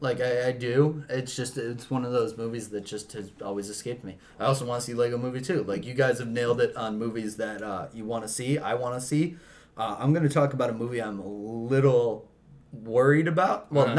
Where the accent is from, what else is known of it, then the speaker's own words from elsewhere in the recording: Chicago, Illinois, United States; I'm from Chicago.